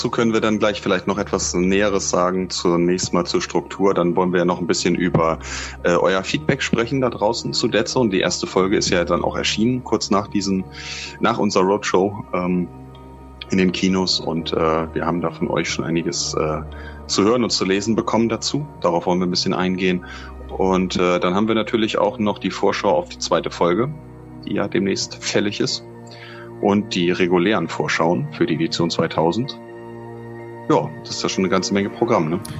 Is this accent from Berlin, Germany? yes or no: no; Hamburg, Germany; Und das so sage ich als Hamburger.